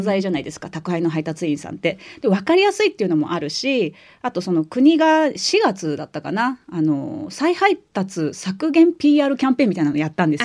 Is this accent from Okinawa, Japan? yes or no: no; Osaka, Japan; accent: Kansai-ben; 私関西出身なんで